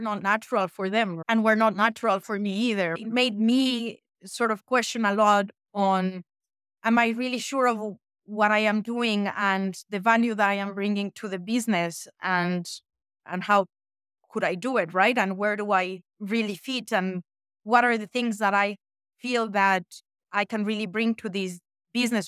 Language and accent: English; Mexico; moved away as an adult; also born or lived in France / United States; now in Switzerland; I was born and raised in Mexico